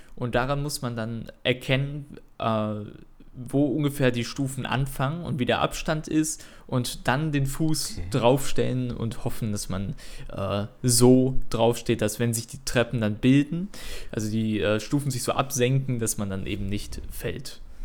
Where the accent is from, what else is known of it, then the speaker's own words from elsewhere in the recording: Cologne, North Rhine-Westphalia, Germany; ich komme aus Köln